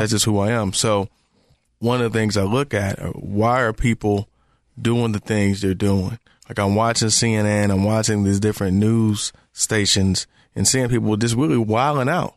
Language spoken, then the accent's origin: English; Detroit, Michigan, United States; also born or lived in Memphis; now in Charlotte, United States; Me growing up in Detroit